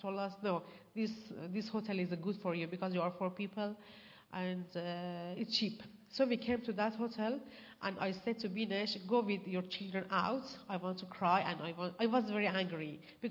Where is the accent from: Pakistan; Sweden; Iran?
Iran; English is a second language; moved away as an adult; also born or lived in Malaysia; now in Australia; We came from Iran to Malaysia and Malaysia to here